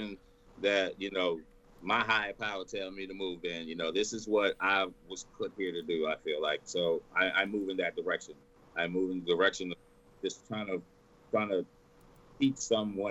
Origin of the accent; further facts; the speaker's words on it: Texas, United States; I'm born and raised in Texas. Born and raised.